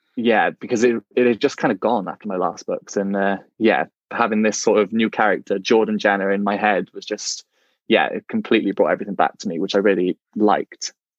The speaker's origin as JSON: {"language": "English", "area": "Welsh", "region": "Wales", "country": "United Kingdom", "said": "being a Welsh gay man myself"}